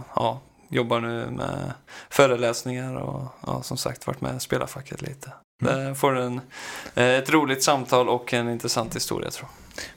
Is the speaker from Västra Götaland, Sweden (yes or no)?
yes; Skövde, Västra Götaland, Sweden; moved away; jag är tillbaka hemma i Skövde